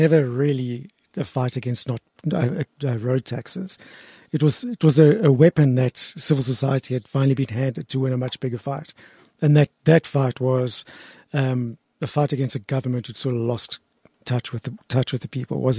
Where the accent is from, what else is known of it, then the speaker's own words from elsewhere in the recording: Johannesburg, Gauteng, South Africa; I grew up in Parkhurst